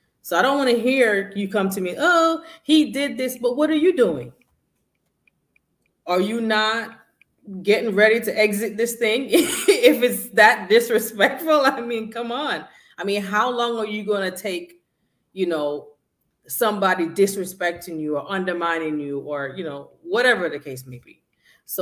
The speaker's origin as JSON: {"language": "English", "country": "Jamaica", "said": "I'm from Jamaica and we are very respectful"}